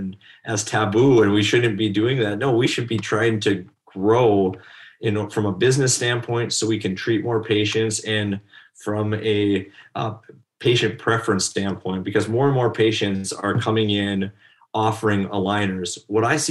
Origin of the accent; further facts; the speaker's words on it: North Dakota, United States; I was one of those guys who if you're born and raised in North Dakota, most people stay here